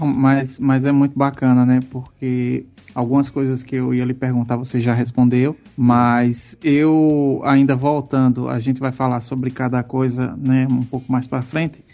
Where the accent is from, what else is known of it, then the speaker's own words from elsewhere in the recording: Northeast Region, Brazil; eu sou daqui do Nordeste.